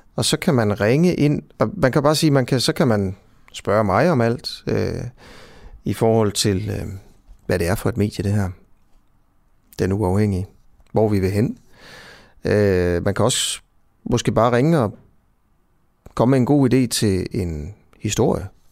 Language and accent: Danish; Hovedgård, Central Denmark Region, Denmark; jeg er jo selv fra Hovedgård